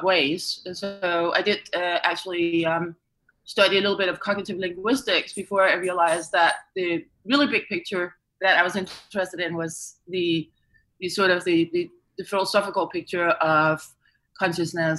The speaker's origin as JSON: {"language": "English", "country": "Denmark", "tie": "born or raised there", "moved": "yes", "said": "back in my home country, Denmark"}